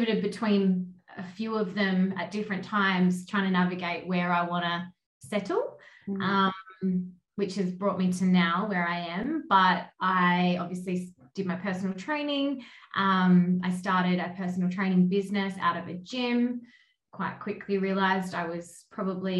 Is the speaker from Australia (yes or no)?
yes; Kangaroo Island, South Australia, Australia; moved away; also born or lived in Adelaide; I'm from Kangaroo Island, so country girl at heart